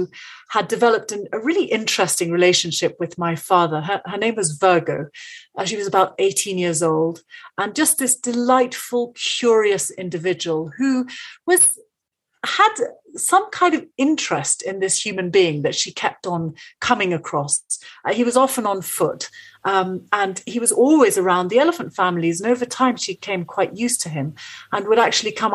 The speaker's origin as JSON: {"language": "English", "country": "Kenya", "tie": "born or raised there", "said": "I'm actually Kenyan. I was born in Kenya"}